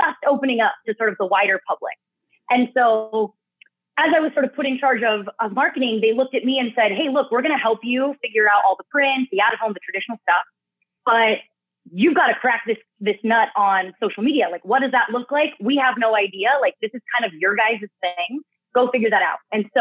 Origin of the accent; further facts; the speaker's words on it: San Diego, California, United States; I got my start over at a full service creative agency in San Diego, back in my hometown, called Vitro